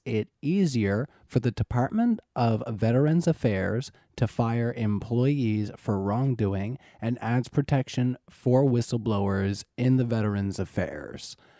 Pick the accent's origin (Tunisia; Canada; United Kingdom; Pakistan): Canada; I'm Canadian